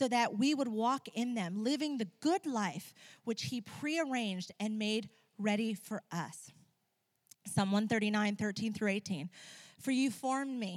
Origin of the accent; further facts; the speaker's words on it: Ecuador; moved away; When I was a teenager growing up in Ecuador, I used to be an interpreter in hospitals